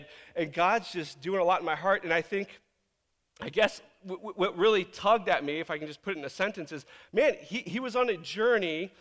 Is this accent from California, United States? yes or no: no; Virginia Beach, Virginia, United States; now in Tacoma, United States; back in Virginia Beach is where I grew up